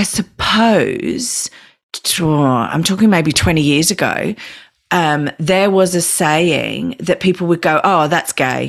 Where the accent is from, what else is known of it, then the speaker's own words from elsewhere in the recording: Australia; we're Australian